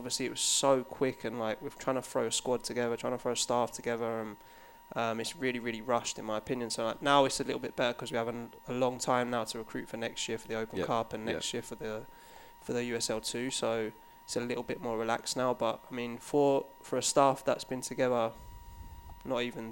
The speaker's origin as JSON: {"language": "English", "town": "Watford", "region": "East of England", "country": "United Kingdom", "tie": "born or raised there", "also_born_or_lived": "London", "moved": "as an adult", "lives_now": "United States", "said": "I was born in Watford, which for when I come to America, I classify it as London, but probably back home, it's not really classified as London."}